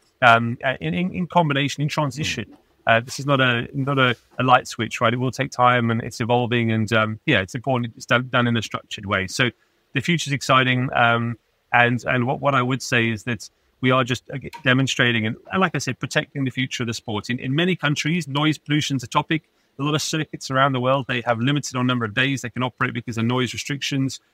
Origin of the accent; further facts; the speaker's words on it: Pretoria, Gauteng, South Africa; moved away; also born or lived in Johannesburg / Kyalami / Cape Town; I was born in Johannesburg and lived in Kyle Army actually for the early part of my life. Ironically, that's kind of where my love of racing actually started, living literally just a stone's throw from the circuit. Then moved to Pretoria and I went to high school at Pretoria Boys High